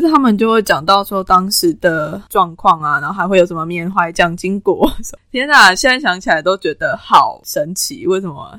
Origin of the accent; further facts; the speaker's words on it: Taiwan; 我身为一个台湾人